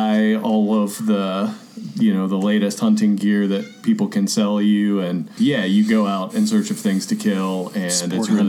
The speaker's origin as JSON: {"language": "English", "town": "Nashville", "region": "Tennessee", "country": "United States", "tie": "born or raised there", "also_born_or_lived": "Elizabethton, Tennessee", "moved": "as an adult", "said": "I grew up in the Nashville area"}